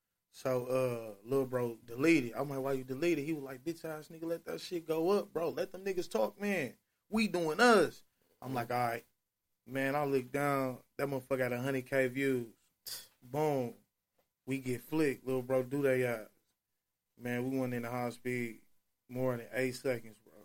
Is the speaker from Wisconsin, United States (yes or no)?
yes; Milwaukee, Wisconsin, United States; We are from Milwaukee